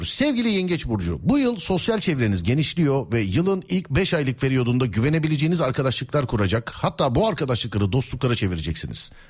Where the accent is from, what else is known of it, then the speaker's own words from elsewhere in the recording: Denizli, Turkey; Abi ben Denizli'nim. Denizli'den.